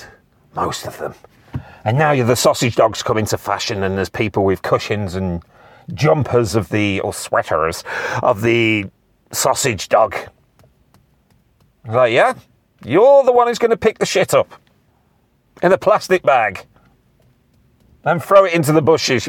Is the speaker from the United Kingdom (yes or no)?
yes; United Kingdom; I'm British.